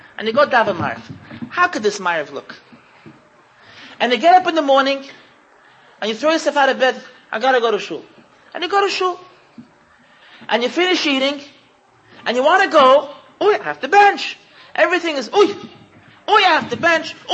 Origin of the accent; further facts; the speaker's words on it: United States; I'm too American